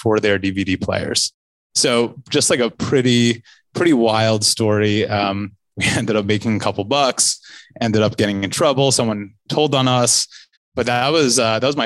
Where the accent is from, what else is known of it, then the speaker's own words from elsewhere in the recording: Livingston, New Jersey, United States; also born or lived in San Francisco; now in New York, United States; I'm from New Jersey